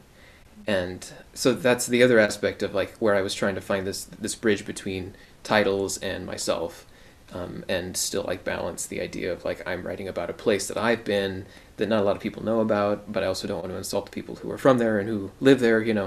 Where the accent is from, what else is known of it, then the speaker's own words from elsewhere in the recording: Pueblo, Colorado, United States; moved away; my hometown of Pueblo, Colorado